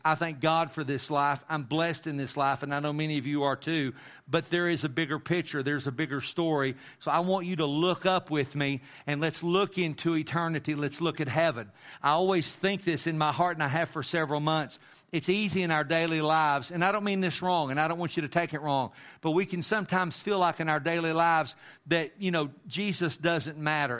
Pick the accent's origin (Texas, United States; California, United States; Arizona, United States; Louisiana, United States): Texas, United States; Amarillo; growing up in Amarillo, and I lived in Amarillo with my mom and my dad and my brother